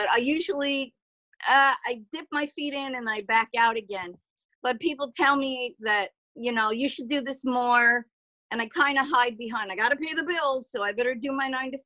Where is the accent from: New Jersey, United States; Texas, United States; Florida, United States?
New Jersey, United States; Garfield; also born or lived in Paterson, New Jersey; now in Oregon, United States; I'm in Oregon now, but I grew up in Jersey. I was born in Patterson, grew up in Garfield